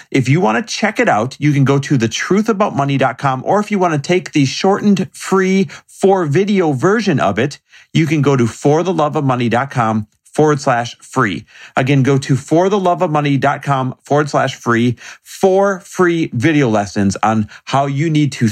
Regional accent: Kentucky, United States; now in Franklin, United States; Where'd you grow up? Uh, Kentucky. And where do you live now? Uh, Franklin, Tennessee

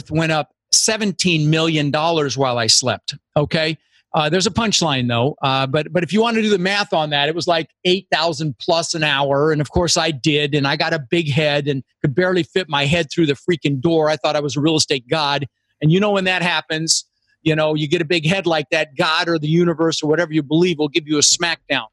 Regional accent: Denver, Colorado, United States; moved away; also born or lived in Netherlands; I immigrated to this country when I was 6 years old with my brother Albert, my mother's Vancha, and we came over from Holland and we ended up in Denver, Colorado, where I lived for 30 years.

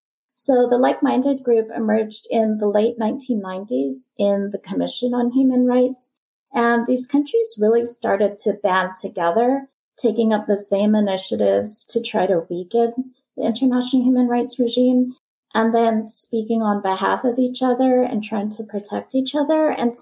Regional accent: United States; as an American and a former diplomat

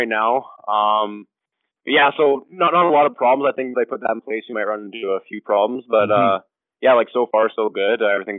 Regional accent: Calgary, Alberta, Canada; born and raised in Calgary. Started playing hockey when I was four. Kind of always stuck around the northwest part of Calgary

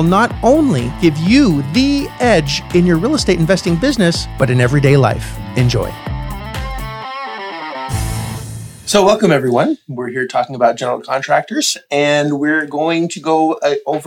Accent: Canada; as Canadians

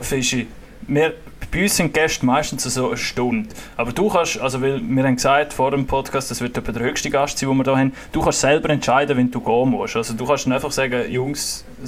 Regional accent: Graubünden, Switzerland; als Bündner

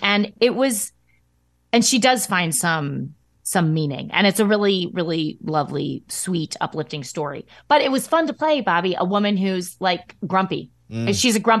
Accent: Midwest, United States; accent: Midwest flat A; So it's my accent. It's my Midwest flat A accent.

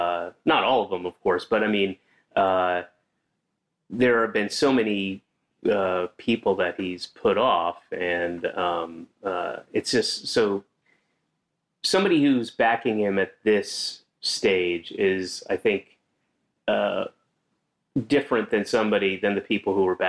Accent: Georgia, United States; moved away as an adult; also born or lived in Florida / Connecticut / New York; I was born in Georgia, and then I moved around constantly when I was a kid. I'd be in a different place every year. Lived in three places in Florida, two places in Connecticut, three places in New York, and then moved back to Georgia when I was 9, and stayed there until I was 19.

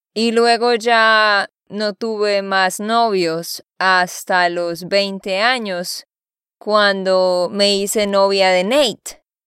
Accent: Bucaramanga, Santander, Colombia; moved away as an adult; also born or lived in Barranquilla, Colombia; now in United States; Después vivimos en el campo por cinco años y después nos fuimos a la ciudad de Bucaramanga y allá terminé mis estudios

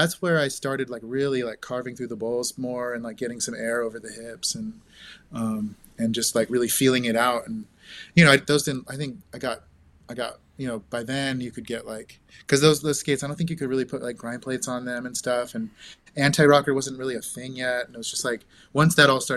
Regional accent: Santa Rosa, California, United States; I grew up in Santa Rosa, so Northern California

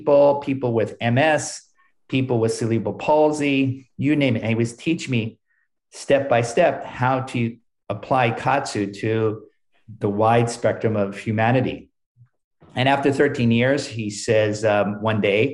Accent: Southern California, United States; moved away as an adult; also born or lived in Japan; I'm from Southern California, where I was born and raised, and I spent many years in Japan

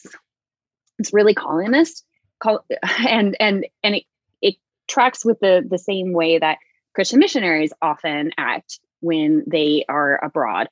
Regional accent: Visalia, California, United States; I grew up in Central California in Visalia.

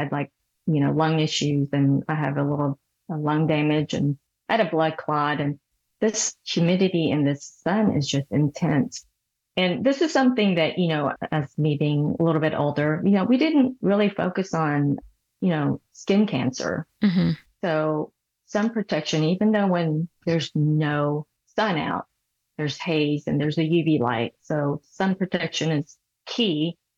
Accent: Seoul, South Korea; moved away; I was born in Seoul, Korea

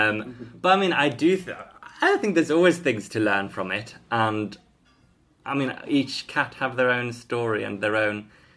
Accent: Sweden; now in Highgate, United Kingdom; I'm from Sweden.

